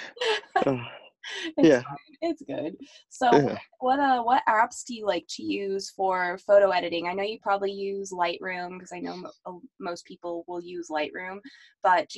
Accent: Colorado, United States; also born or lived in North Carolina; I'm from Colorado

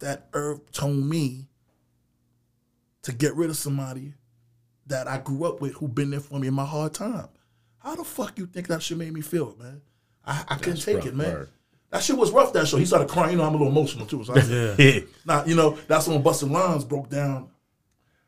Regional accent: Haiti; I'm from Haiti

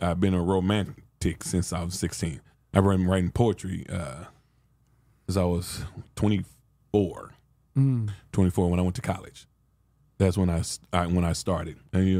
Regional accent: Los Angeles, California, United States; You know, I came from South Central Los Angeles.

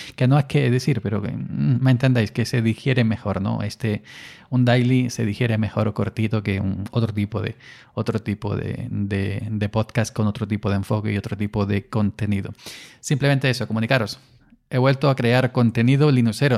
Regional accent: Andalusia, Spain; parece más andaluz que yo

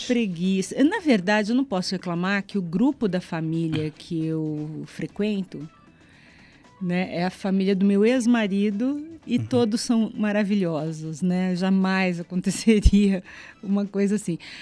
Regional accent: São Paulo, Brazil; now in Curitiba, Brazil; Eu sou de São Paulo

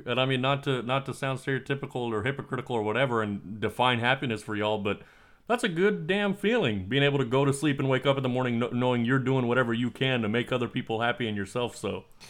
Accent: United States; I was born in the United States, but I'm from a foreign family

